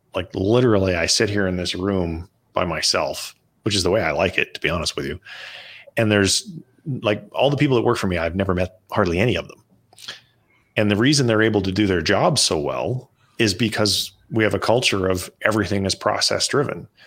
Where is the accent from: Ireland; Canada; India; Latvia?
Canada; now in United States; so I'm Canadian, and I'm, uh, we're going back up to Canada for a month, um, because we're considering moving back.